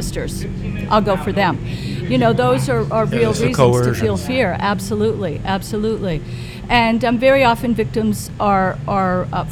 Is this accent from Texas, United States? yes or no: no; Webster, New Hampshire, United States; moved away as an adult; now in Southampton, United States; I grew up in a very small town called Webster.